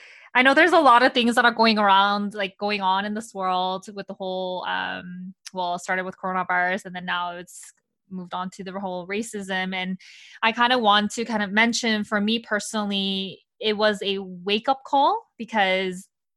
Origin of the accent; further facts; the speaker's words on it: Canada; also born or lived in Korea; I was born in Korea and then I moved to Canada in 2000 when I was young.